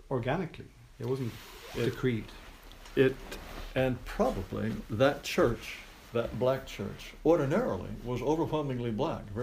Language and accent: English; Japan; I grew up in Japan. All of my childhood friends were Japanese.